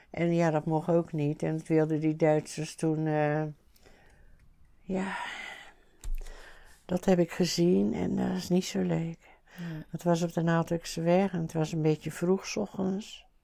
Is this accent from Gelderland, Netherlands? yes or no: no; 's-Gravenzande, South Holland, Netherlands; ons in Schravenzand